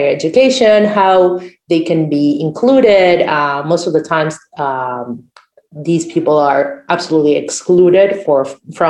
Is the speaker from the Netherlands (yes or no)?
no; Uruguay; first language Spanish; English is a second language; I'm from Uruguay.